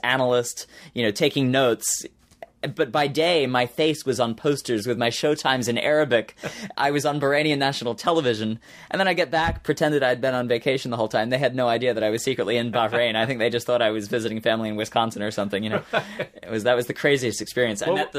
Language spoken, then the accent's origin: English; Australia; born there; I'm very thankful that I was born in Australia and have that Australian citizenship